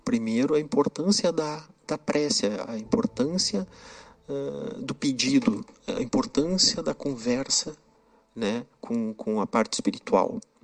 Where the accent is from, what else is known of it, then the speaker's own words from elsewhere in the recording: Santana do Livramento, Rio Grande do Sul, Brazil; Sou gaúcho, nascido em Santana do Livramento, na divisa com o Uruguai, com Rivera